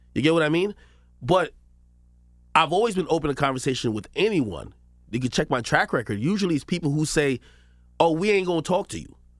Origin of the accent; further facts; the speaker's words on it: Spanish Town, Saint Catherine, Jamaica; now in United States; I was born in Jamaica, Spanish town, Jamaica.